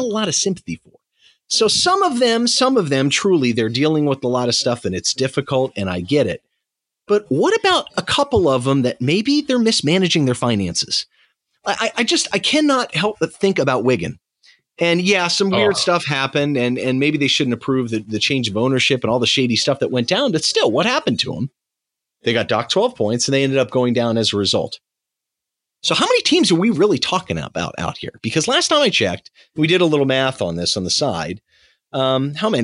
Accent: United States; coming from an American

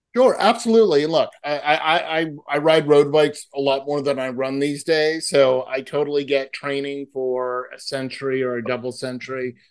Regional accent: Massachusetts, United States; now in California, United States; I grew up in Massachusetts

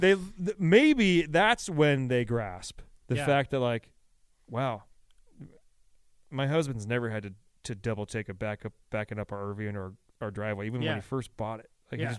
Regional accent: United States; Yeah. I'm like, I'm American.

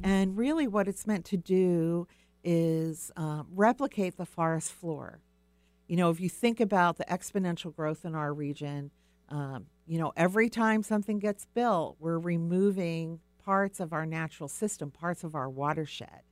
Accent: Pine Barrens, New Jersey, United States; now in Puget Sound area, United States; I actually grew up back east. I mentioned to you earlier, I grew up in the Pine Barrens, which is a very delicate ecosystem

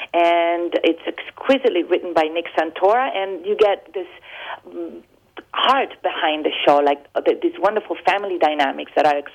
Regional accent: Rome, Lazio, Italy; born or raised there; moved away as an adult; also born or lived in Argentina; now in United States

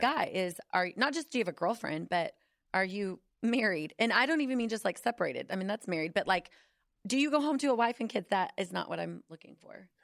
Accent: Fort Worth, Texas, United States; also born or lived in Irving, Texas; I was born in Fort Worth. I've been born and raised in D F

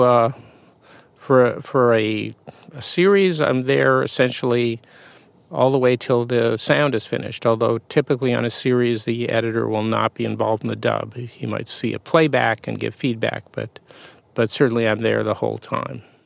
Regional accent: Winnipeg, Manitoba, Canada; moved away; I grew up in Canada, yeah, in Winnipeg

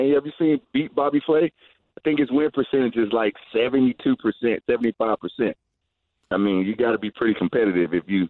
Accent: Georgia, United States; born there; I'm from the South. I was born in Georgia, so I don't have my fair share of chitlins.

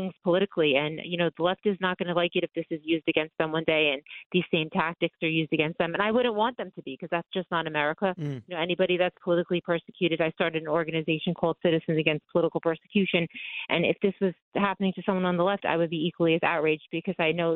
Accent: Long Island, on the border of Queens, New York, United States; I grew up in this neighborhood, and I lived here on and off my whole life

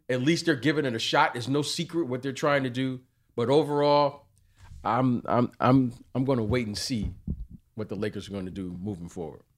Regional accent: Detroit, Michigan, United States; I'm from Detroit

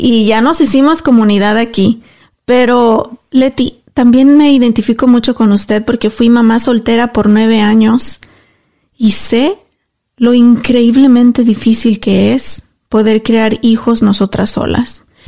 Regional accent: Mexico; now in Dallas, United States; yo soy mexicana y soy súper orgullosa de ser mexicana

